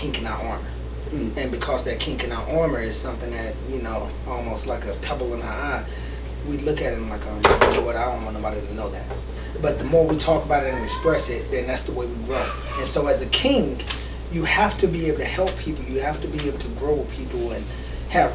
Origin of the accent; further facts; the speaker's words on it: Sumter, South Carolina, United States; now in Greenville, United States; I am actually originally from Spumber, South Carolina